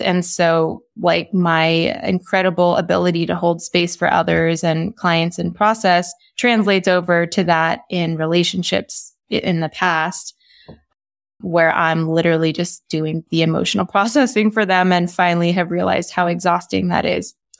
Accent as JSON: {"language": "English", "region": "Texas", "country": "United States", "tie": "born or raised there", "said": "I grew up in Texas"}